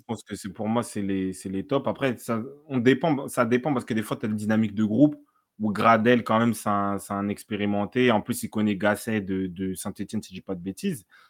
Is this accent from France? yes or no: no; DR Congo; je suis congolais